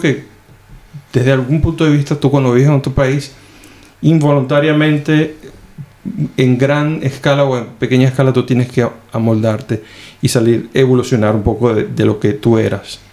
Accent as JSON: {"language": "Spanish", "country": "Venezuela", "moved": "as an adult", "lives_now": "Finland", "said": "me fui la primera vez de, de Venezuela"}